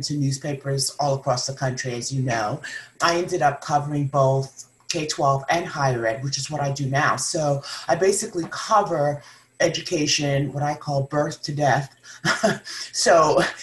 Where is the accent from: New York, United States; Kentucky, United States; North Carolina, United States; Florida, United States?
New York, United States; Long Island; moved away as an adult; also born or lived in Ohio / Huntington, West Virginia / Connecticut / Atlanta, Georgia; now in Kansas City, United States; I'm originally from Long Island, New York. That's where I grew up